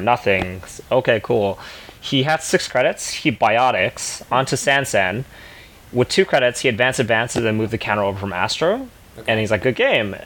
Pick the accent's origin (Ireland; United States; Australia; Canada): Canada; being Canadian